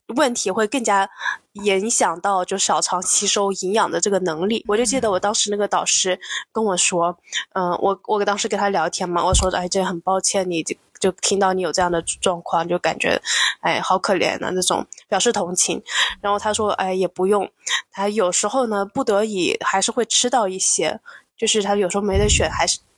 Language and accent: Chinese; China; 我们中国人